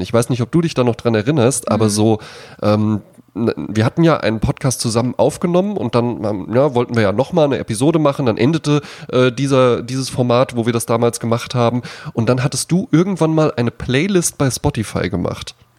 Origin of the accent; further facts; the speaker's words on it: Germany; ich bin an der Lahn aufgewachsen, also an einem Fluss